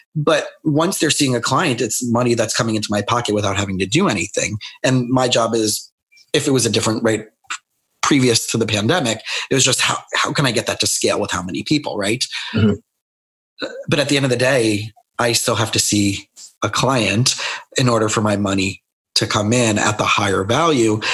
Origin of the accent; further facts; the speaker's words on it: South Florida, United States; also born or lived in Scranton, Pennsylvania; I grew up in South Florida